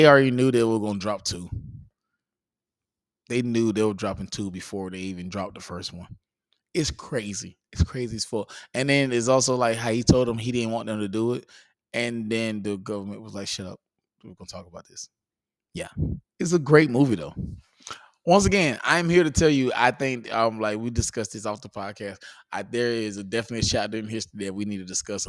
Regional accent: Georgia, United States; moved away; I'm from Georgia

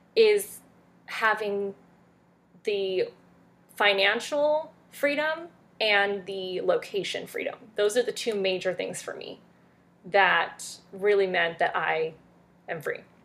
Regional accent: France; now in United States; I am from France originally.

